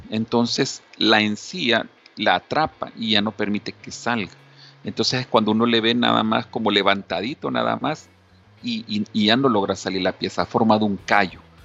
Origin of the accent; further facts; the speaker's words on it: El Salvador; nuestra costumbre como salvadoreños